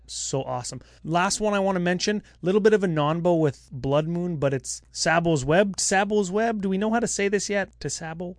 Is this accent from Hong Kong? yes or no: no; Canada; we're Canadian